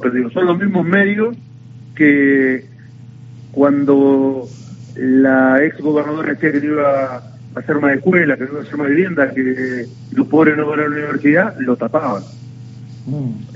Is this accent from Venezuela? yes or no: no; Navarro, Buenos Aires Province, Argentina; yo vengo de un pueblo donde ocurrió el asesinato político de la historia de la Argentina, que fue, yo soy de Navarro, soy intendente de Navarro